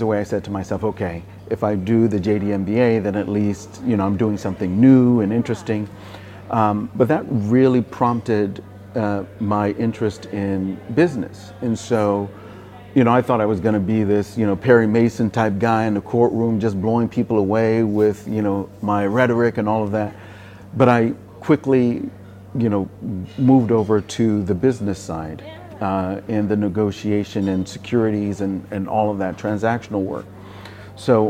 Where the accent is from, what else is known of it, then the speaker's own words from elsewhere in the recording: Enugu, Enugu State, Nigeria; moved away as an adult; now in United States; So I grew up in Enugu and went to all the way through school, all the way through college